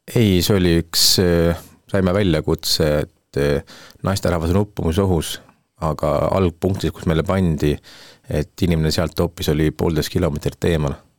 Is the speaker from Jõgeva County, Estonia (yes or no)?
yes; Põltsamaa, Jõgeva County, Estonia; olen põline Põltsamaa elanik